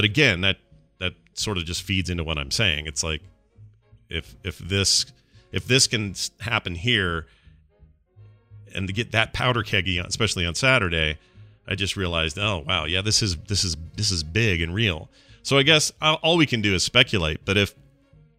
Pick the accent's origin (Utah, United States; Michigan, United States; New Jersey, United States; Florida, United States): Utah, United States; Salt Lake City; my hometown, which is usually this quiet, polite place